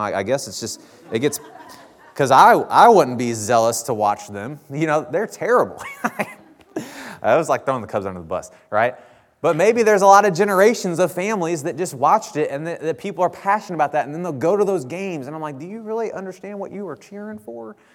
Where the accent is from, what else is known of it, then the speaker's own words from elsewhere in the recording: Bethalto, Illinois, United States; now in Troy, United States; I grew up in Bethalto. Uh, well, I actually grew up in Cottage Hills, which is the outskirts of Bethalto